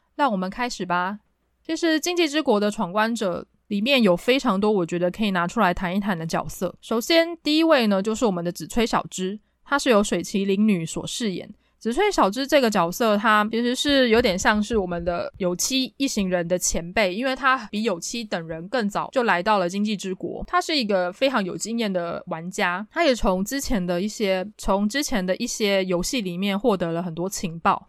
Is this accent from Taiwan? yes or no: yes; Taipei, Taiwan; 我是台北人，我可能经常去西门町